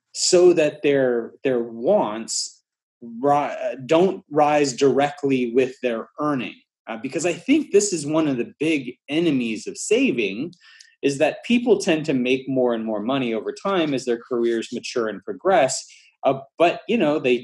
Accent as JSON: {"language": "English", "region": "Alabama", "country": "United States", "tie": "born or raised there", "moved": "as an adult", "lives_now": "Atlanta, United States", "said": "We moved from Alabama, where I grew up, to here in Atlanta"}